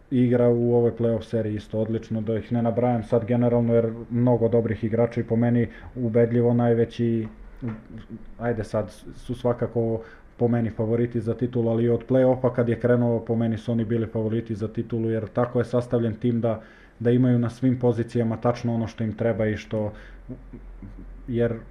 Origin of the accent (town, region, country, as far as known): Leskovac, Jablanica District, Serbia; born or raised there; moved away as an adult; now in Bosnia and Herzegovina